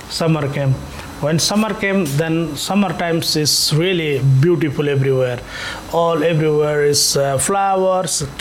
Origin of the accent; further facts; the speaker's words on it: Nepal; English is a second language; moved away as an adult; now in Tallinn, Estonia; I, I am from Nepal and I came 2007 December here, Tallinn.